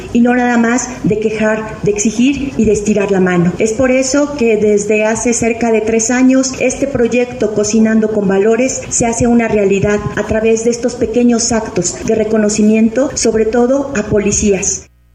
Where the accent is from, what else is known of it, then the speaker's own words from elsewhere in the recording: Mexico; como mexicanos